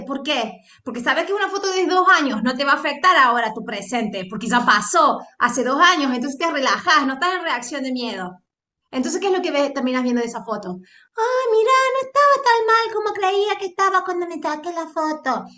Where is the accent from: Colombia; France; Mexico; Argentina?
Argentina; sos argentino